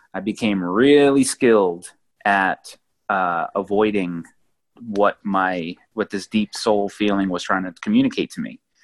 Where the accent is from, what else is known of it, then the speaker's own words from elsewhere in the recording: New England, United States; moved away as an adult; also born or lived in Oregon / South Carolina; I grew up in New England, and then I traveled and moved to the West Coast, lived in Oregon for a while, and then travel down to South Carolina